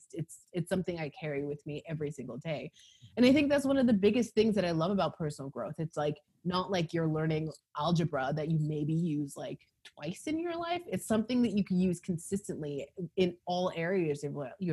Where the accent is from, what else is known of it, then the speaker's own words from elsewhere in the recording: Calgary, Alberta, Canada; also born or lived in Los Angeles, United States; now in Toronto, Canada; I'm Canadian. So I'm actually Calgarian and left there because obviously. And then I went to LA.